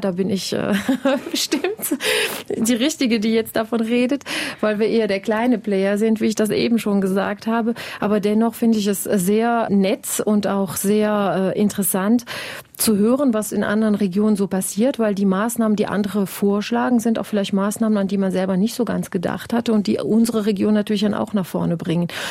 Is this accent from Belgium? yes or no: yes; Wallonia, Belgium; hier bei uns in Ostbelgien